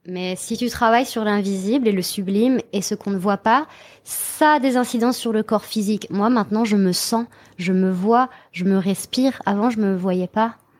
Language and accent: French; Brittany, France; now in Montreal, Canada; je viens de Bretagne